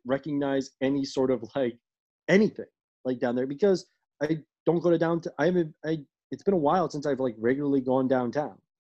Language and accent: English; Washington, District of Columbia, United States; my family's been in like like in DC for like over a hundred years